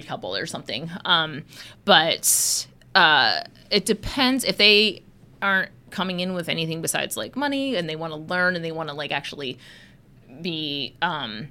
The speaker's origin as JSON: {"language": "English", "town": "Annapolis", "region": "Maryland", "country": "United States", "tie": "born or raised there", "also_born_or_lived": "California / North Carolina", "moved": "as an adult", "lives_now": "Portland, United States", "said": "I grew up in Annapolis, Maryland, so the Naval Academy is there"}